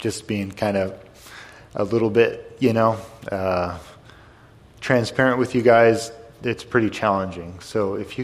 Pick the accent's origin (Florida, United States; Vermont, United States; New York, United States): Vermont, United States; White River Junction; moved away; I'm from White River Junction